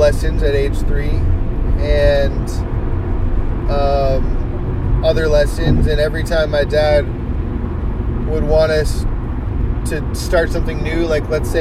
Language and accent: English; Los Angeles, California, United States; also born or lived in Berkeley / New York; at seventh grade, we moved from Los Angeles to Berkeley